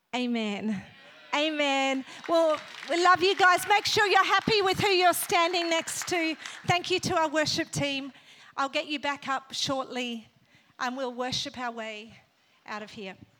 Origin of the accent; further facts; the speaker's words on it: Australia; moved away as an adult; also born or lived in Northern Ireland / Africa; now in Sydney, Australia; Then my family migrated to Australia. And then I grew up in Australia